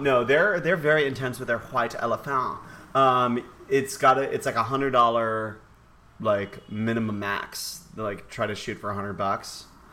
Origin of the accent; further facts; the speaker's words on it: Chicago, Illinois, United States; now in New York, United States; I'm originally from Chicago